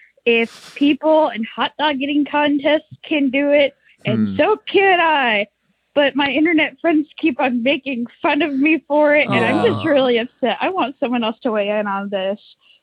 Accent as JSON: {"language": "English", "town": "Hazel Green", "region": "Alabama", "country": "United States", "said": "I'm not going to say my last name, and I'm from Hazel Green, Alabama."}